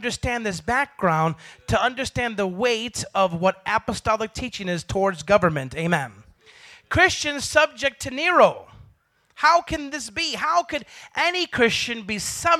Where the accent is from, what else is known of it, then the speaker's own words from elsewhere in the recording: Chicago, Illinois, United States; I come from Chicago